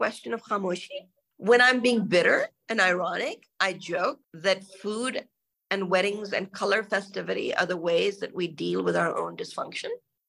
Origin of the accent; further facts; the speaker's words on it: Karachi, Sindh, Pakistan; also born or lived in Singapore; All before I ever set foot in the US. I grew up in Karachi in Singapore.